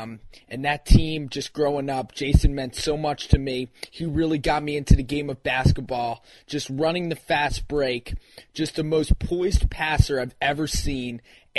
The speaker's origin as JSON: {"language": "English", "town": "Philadelphia", "region": "Pennsylvania", "country": "United States", "tie": "born or raised there", "said": "Growing up in Philly, with New Jersey just 2 hours to the north of my location, as a child, I grew up rooting for the New Jersey Nets."}